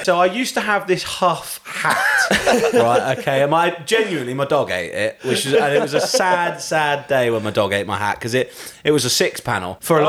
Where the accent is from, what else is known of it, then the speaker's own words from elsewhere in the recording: Warwickshire, West Midlands, United Kingdom; I mean, I grew up in Warwickshire